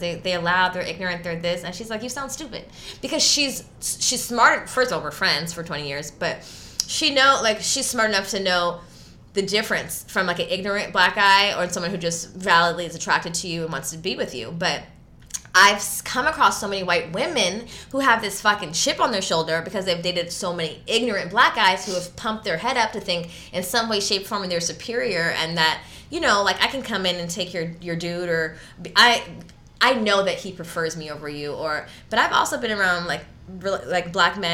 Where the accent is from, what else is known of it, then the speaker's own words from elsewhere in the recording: Los Angeles, California, United States; I grew up in LA in the Valley